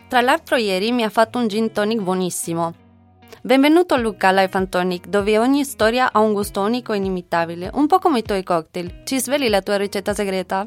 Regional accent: Guatemala; now in Milan, Italy; al mio paese, in Guatemala

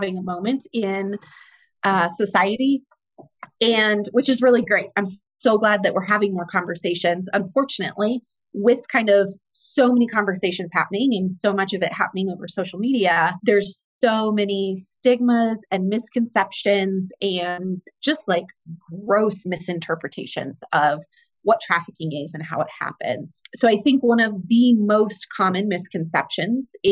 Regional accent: Greeley, Colorado, United States; I was born and raised in Greeley, Colorado

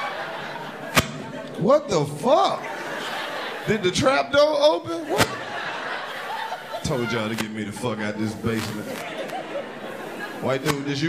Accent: Mississippi, United States; I'm from Mississippi.

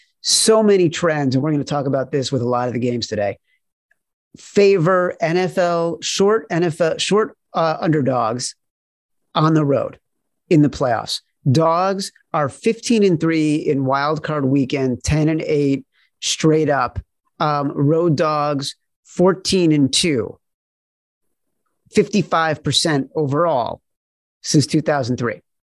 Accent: Highland Park, Illinois, United States; I grew up in a town called Highland Park.

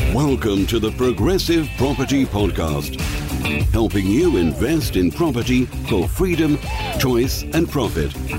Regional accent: Ireland; moved away as an adult; now in United Kingdom; me being Irish, when I moved to the UK years ago

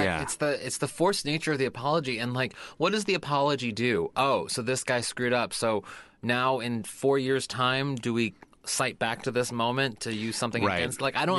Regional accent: St. Louis, Missouri, United States; from my hometown of St. Louis, Missouri

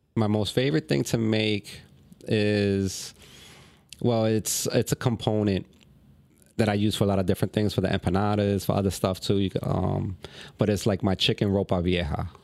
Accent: New York, United States; moved away as an adult; now in Philadelphia, United States; I'm originally from New York. You know, I grew up in New York.

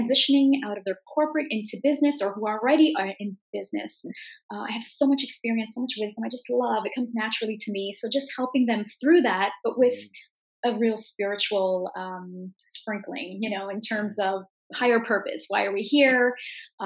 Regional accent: Canada; I'm from Canada

